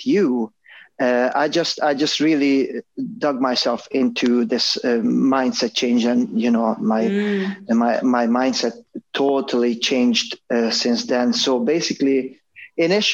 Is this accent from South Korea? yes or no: no; Hungary; moved away; I grew up in Hungary